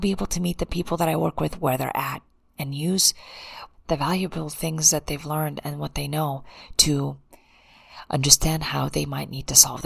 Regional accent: United States; I'm an American and I can't speak another language

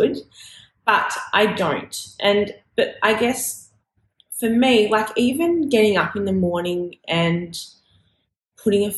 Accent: Australia; I am an Australian fashion designer

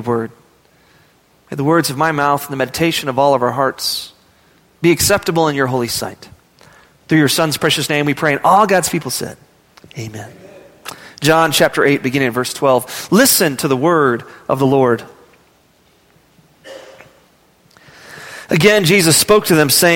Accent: Midland, Texas, United States; I was from Midland, Texas.

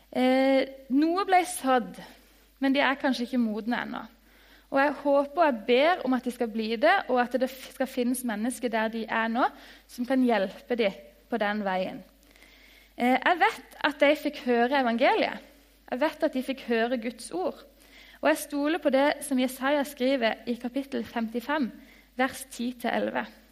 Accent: Lyngdal, Agder, Norway; jeg kommer fra Lyngdal, en by.

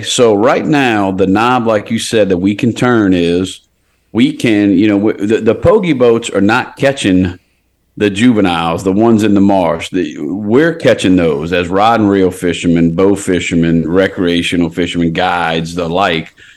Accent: Port Sulphur, Louisiana, United States; I was born in Port Sulphur Hospital

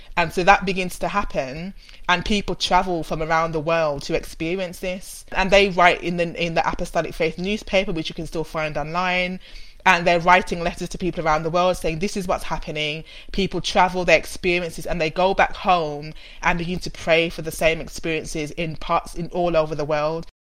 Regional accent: Birmingham, West Midlands, United Kingdom; accent: Brummie; I'm a Brummie, which you can hear and you'll hear more and more as we go through the conversation. And I grew up in in a city family in Birmingham

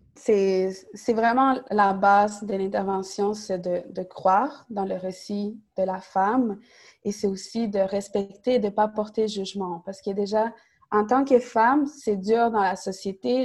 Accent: Montreal, Quebec, Canada; Côte-des-Neiges, c'est aussi mon quartier d'arrivée à Montréal. Donc, mes parents sont arrivés à Côte-des-Neiges. J'ai grandi euh, à Indigi, j'allais à l'école secondaire Saint-Luc

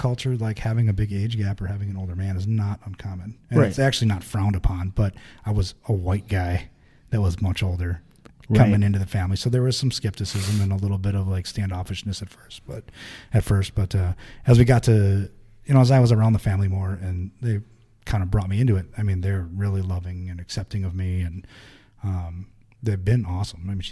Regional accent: United States; I'm American.

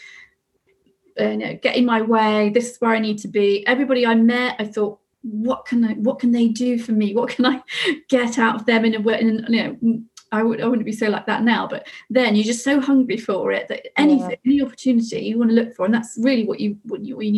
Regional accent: Somerset, South West England, United Kingdom; I come from Somerset. So I moved back to Somerset thinking I'll set up the business

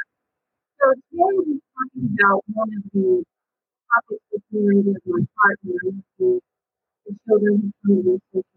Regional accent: Massachusetts, United States; I am from the Massachusetts, so we have to do that all the time.

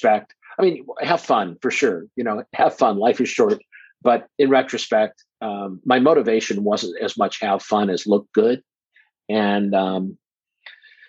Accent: Omaha, Nebraska, United States; I'm from Omaha, Nebraska

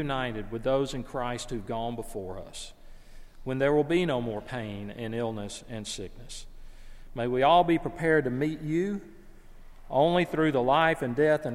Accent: the South, United States; I'm from the South.

